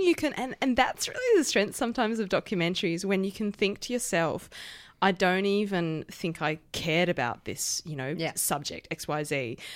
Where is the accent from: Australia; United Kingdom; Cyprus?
Australia; Perth, Western Australia; now in Melbourne, Australia; I grew up in Perth